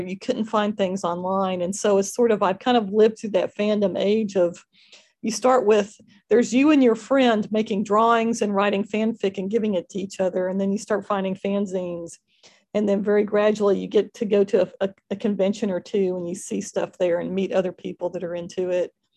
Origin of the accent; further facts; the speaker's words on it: Fort Worth, Texas, United States; I grew up in Fort Worth